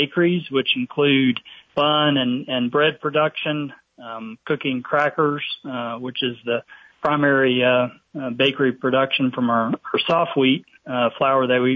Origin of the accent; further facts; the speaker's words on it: East Tennessee, United States; moved away as an adult; now in Statesville, United States; I grew up in East Tennessee